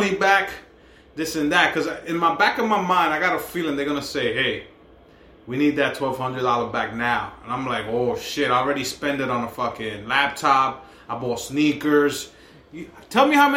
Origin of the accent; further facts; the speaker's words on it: New York City, New York, United States; me and Lee right here, we're from the Heights